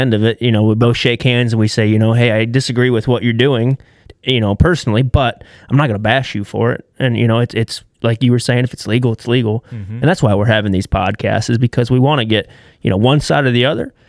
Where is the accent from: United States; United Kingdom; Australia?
United States; northeastern Ohio; So we are from Ohio, and we're from northeastern Ohio